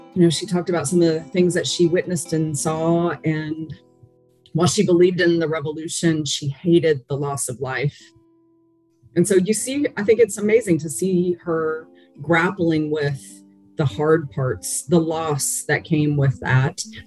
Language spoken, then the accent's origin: English; United States; me being an American woman